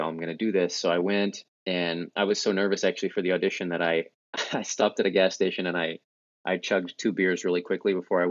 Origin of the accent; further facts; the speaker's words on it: Oklahoma, United States; moved away as an adult; also born or lived in Stilwell, Oklahoma / New York; Was born and raised in the Midwest, you could say Oklahoma